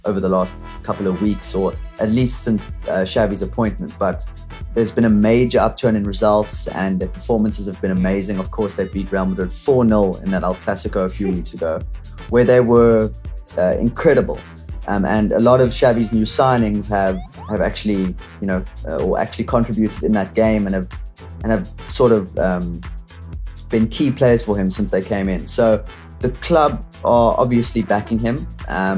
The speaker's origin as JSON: {"language": "English", "country": "South Africa", "said": "as a South African"}